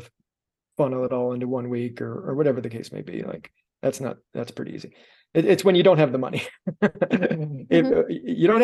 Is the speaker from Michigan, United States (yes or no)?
no; Miami, Florida, United States; I'm from Miami